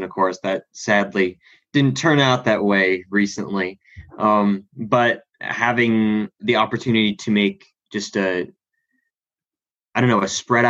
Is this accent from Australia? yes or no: yes; Australia; now in United States; Well, originally, I'm actually from Australia. I have dual citizenship.